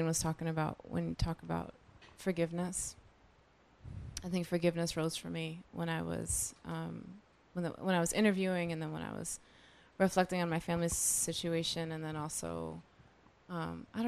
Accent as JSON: {"language": "English", "town": "New York City", "region": "New York", "country": "United States", "tie": "born or raised there", "said": "born and raised in the Bronx"}